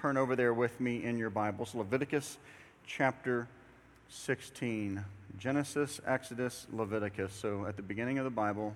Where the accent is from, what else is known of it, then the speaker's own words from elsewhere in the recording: Houston, Texas, United States; I grew up in Clear Lake